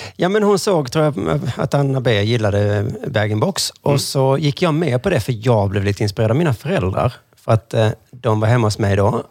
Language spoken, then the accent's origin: Swedish; Sweden